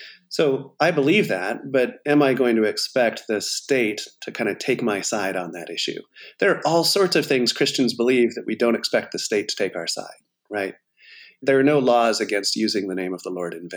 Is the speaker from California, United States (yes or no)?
yes; California, United States; moved away as an adult; also born or lived in Atlanta, Georgia / New Jersey / Boston; I grew up in California